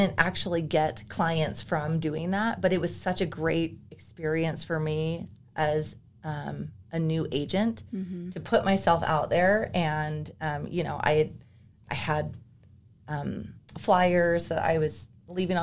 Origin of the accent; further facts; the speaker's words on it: Bay Area, Northern California, United States; moved away as an adult; now in Utah, United States; Yes, I am originally a Californian. I was born and raised there. And I grew up in Northern California. I moved from the Bay Area to Utah in 2015